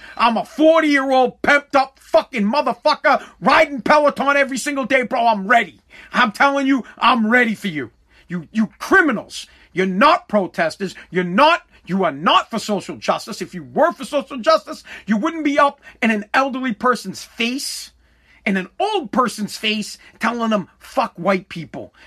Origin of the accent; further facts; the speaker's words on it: United States; I'm American